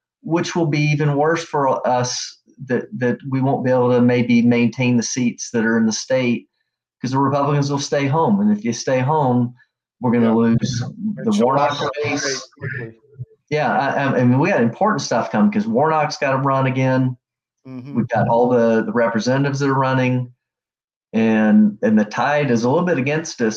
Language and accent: English; Georgia, United States; I grew up in Georgia like you